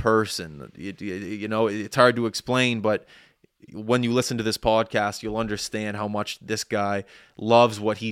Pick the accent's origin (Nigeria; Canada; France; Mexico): Canada; Halifax, Nova Scotia; I grew up in Clayton Park